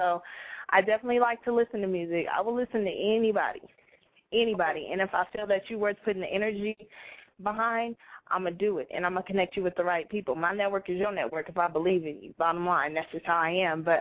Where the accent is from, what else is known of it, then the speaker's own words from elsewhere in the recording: Bay Area, California, United States; I'm originally from the Bay Area